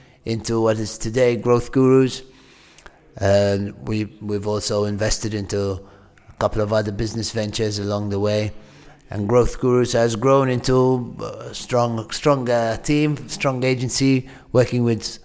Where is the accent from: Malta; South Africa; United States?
Malta; moved away as an adult; also born or lived in Manchester, United Kingdom; I grew up in Malta, but when I was 18, I finished school, went to study at the University of Manchester